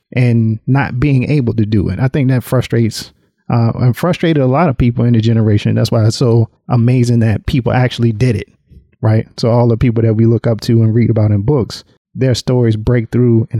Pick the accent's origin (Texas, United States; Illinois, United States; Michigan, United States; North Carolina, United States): North Carolina, United States; now in Atlanta, United States; I grew up in North Carolina